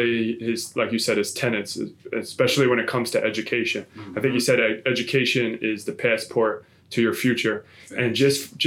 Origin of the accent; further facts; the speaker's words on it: Philadelphia, Pennsylvania, United States; growing up in Philadelphia